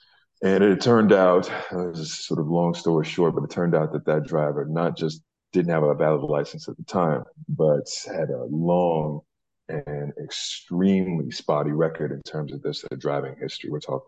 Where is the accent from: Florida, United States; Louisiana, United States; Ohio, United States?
Louisiana, United States; Well, yeah, I lost my accent a long time ago, but I have a special place in my heart for Newark and New Jersey in general, man.